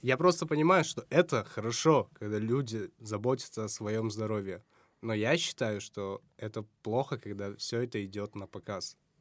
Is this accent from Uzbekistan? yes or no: yes; Samarkand, Samarqand Region, Uzbekistan; у себя в родном городе